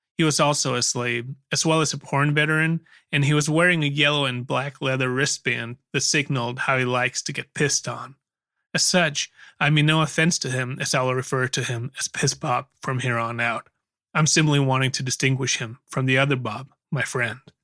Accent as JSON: {"language": "English", "town": "Aarhus", "region": "Central Denmark Region", "country": "Denmark", "tie": "born or raised there", "said": "my hometown of Aarhus, Denmark, where I still lived."}